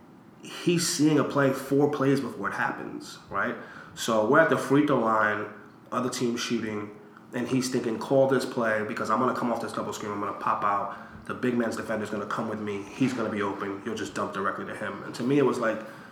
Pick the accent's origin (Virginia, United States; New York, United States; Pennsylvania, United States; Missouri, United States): New York, United States; also born or lived in Puerto Rico; I was from New York.